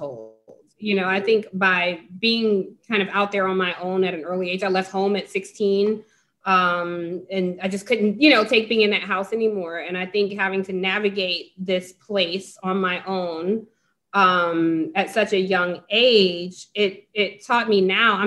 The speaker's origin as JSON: {"language": "English", "town": "Atlanta", "region": "Georgia", "country": "United States", "tie": "born or raised there", "also_born_or_lived": "Cleveland, Ohio", "moved": "as an adult", "lives_now": "Washington, DC, United States", "said": "I was born in Cleveland, grew up in Atlanta, been in DC for 20 years"}